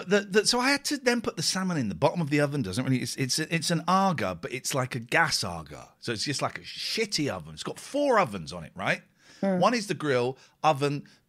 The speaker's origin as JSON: {"language": "English", "town": "Bradford", "region": "Yorkshire and the Humber", "country": "United Kingdom"}